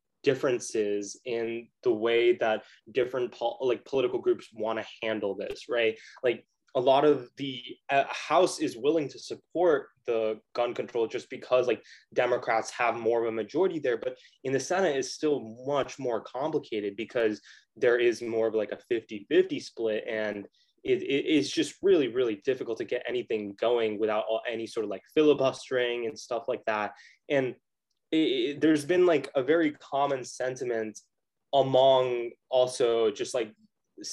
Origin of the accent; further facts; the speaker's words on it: United States; as an American